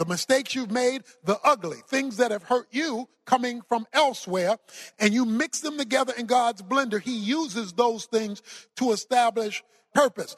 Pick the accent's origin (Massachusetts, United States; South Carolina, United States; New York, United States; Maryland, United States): Maryland, United States; Baltimore; I was raised in Baltimore, Maryland. I was raised in the hood, so to speak.